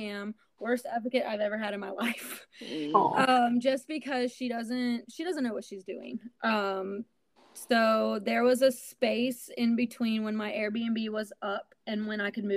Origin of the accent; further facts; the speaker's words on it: Alabama, United States; moved away; I had to move back to my hometown in Alabama